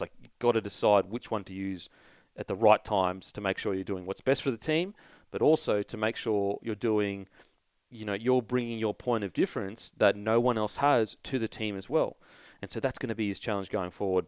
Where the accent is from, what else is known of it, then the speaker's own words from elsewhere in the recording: Queensland, Australia; I'm a Queenslander